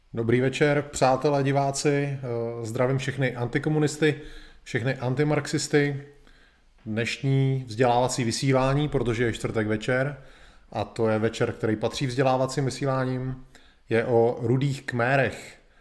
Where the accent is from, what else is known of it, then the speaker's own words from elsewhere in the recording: Czechia; u nás v Čechách